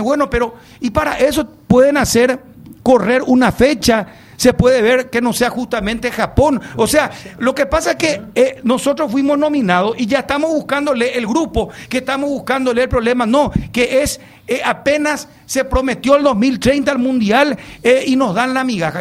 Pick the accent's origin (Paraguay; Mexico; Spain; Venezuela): Paraguay; yo me siento orgulloso como paraguayo